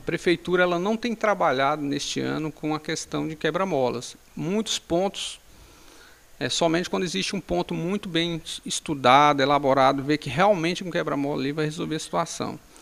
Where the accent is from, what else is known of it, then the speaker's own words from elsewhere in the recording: Paraíso do Tocantins, Tocantins, Brazil; nasci aqui em Paraíso é, em 1976. Desde sempre moro aqui na nossa cidade, cresci na nossa cidade